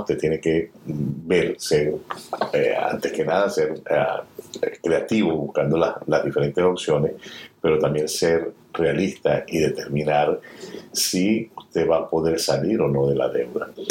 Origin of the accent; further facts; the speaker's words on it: Venezuela; now in United States; mi país de origen, Venezuela